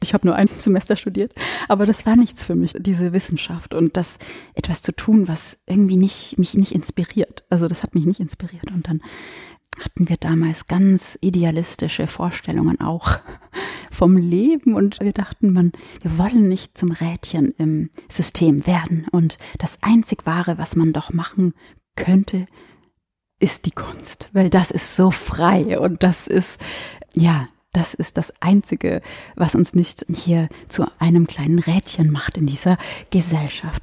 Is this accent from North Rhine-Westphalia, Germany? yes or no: no; Westallgäu, Bavaria, Germany; ich habe auch bei bei der Westallgäuer Zeitung äh, gearbeitet in meiner Heimatstadt